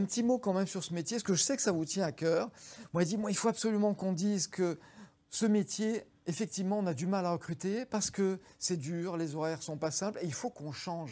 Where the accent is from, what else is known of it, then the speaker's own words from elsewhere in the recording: Drôme, Auvergne-Rhône-Alpes, France; je suis d'origine euh, dromoise